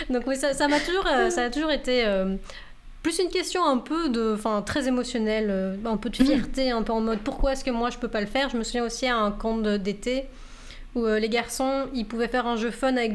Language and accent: French; France; accent: French; now in Canada; Mais au Canada, personne ne le remarque jamais ils entendent ma, mon accent français